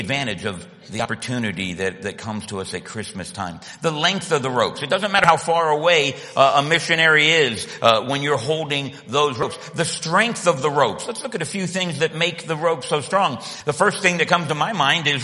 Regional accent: Miami, Florida, United States; moved away as an adult; now in Australia; I was born in Miami, Florida, about as far south as you can go

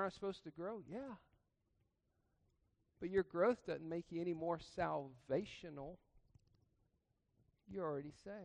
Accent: Georgia, United States; I grew up in Georgia.

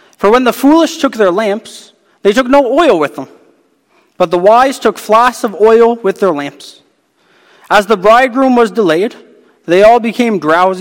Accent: Hamilton, Ontario, Canada; I'm from Hamilton, Ontario

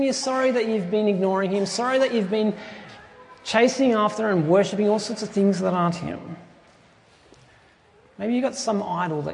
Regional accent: Tumut, New South Wales, Australia; my hometown, which is in southern New South Wales, a little place called Tumut.

